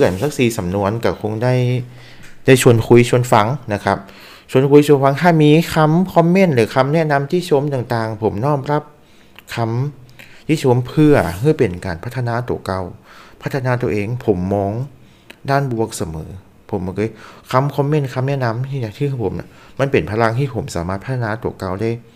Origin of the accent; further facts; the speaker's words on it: Northern Thailand, Thailand; accent: Northern accent; ผมเป็นคนเหนือ